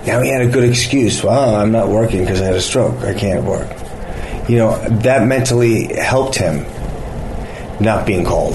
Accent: Los Angeles, California, United States; This is my hometown

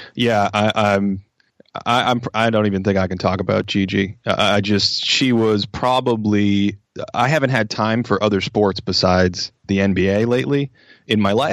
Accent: Boston, Massachusetts, United States; moved away as an adult; now in Los Angeles, United States; I grew up in Boston, which is a, just a crazed sports culture

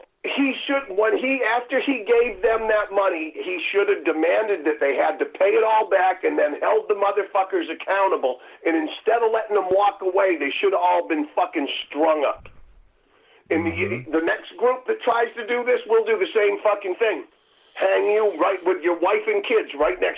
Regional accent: Martha's Vineyard, Massachusetts, United States; I grew up on Martha's Vineyard.

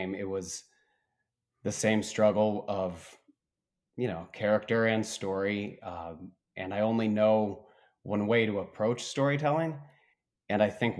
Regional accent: Bloomington, Indiana, United States; in Indiana, we have Lake Monroe near my hometown of Bloomington

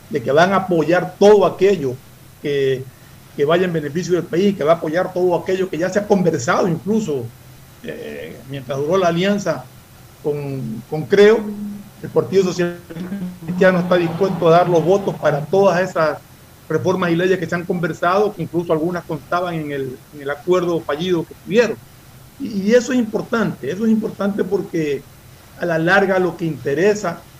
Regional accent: Ecuador; lo único que pedimos nosotros como ecuatorianos es que sean en beneficio del país.

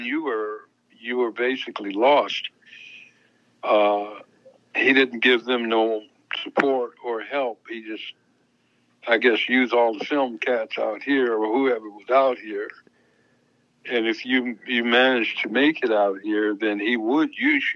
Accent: Detroit, Michigan, United States; Ray Parker, who I grew up with in Detroit

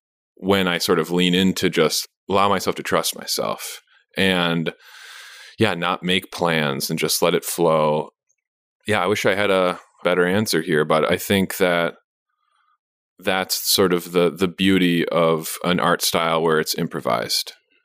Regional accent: San Francisco, California, United States; born there; I was born in San Francisco and I was just like a city baby and my parents are from a big city in Romania.

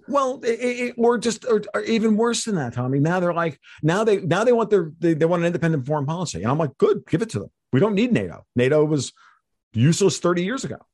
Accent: United States; I'm an American hardcore right-wing libertarian

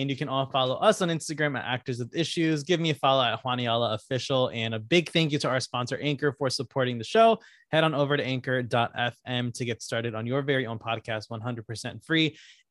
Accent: Connecticut, United States; I'm from Connecticut.

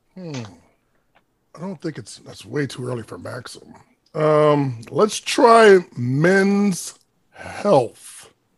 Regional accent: Hartford, Connecticut, United States; I'm from Hartford, Connecticut

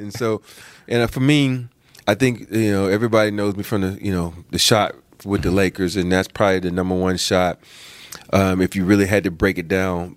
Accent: the South, United States; I'm from the South

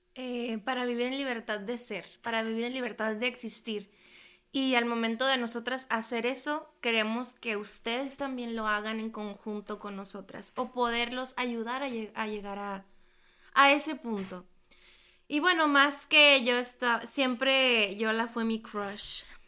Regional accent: Loreto, Baja California Sur, Mexico; now in Hermosillo, Mexico; Yo soy de Loreto, Baja California

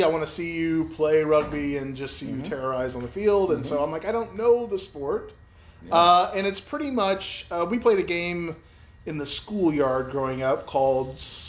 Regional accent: Missouri, United States; I hail from Missouri

